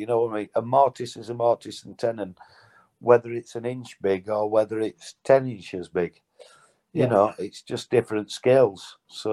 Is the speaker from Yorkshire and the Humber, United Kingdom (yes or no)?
yes; Mexborough, Yorkshire and the Humber, United Kingdom; now in Bolton, United Kingdom; I'm from Yorkshire, Mexborough originally, live in Bolton now.